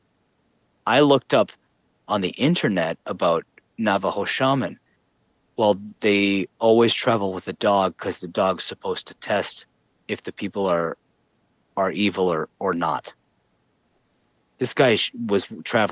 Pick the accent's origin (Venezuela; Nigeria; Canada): Canada; I'm from Canada